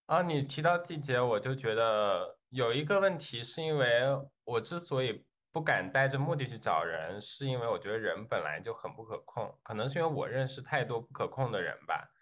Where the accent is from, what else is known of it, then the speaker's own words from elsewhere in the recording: China; now in United States; 大家好，